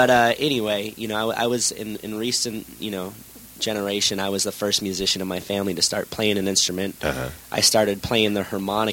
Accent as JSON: {"language": "English", "region": "Maine", "country": "United States", "tie": "born or raised there", "also_born_or_lived": "Boston", "moved": "as an adult", "said": "Yes, I was born in Boston, and I grew up in Maine. So East Coast till I was 18."}